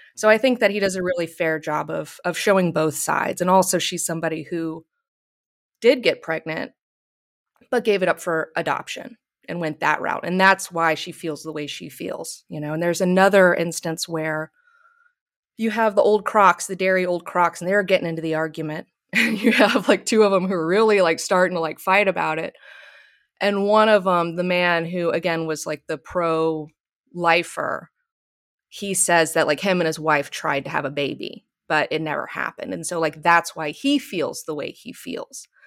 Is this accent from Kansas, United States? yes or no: no; Alabama, United States; now in Los Angeles, United States; I grew up in Alabama.